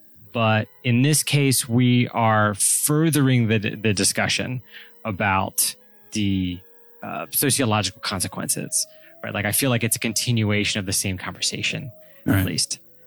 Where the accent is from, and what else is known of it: United States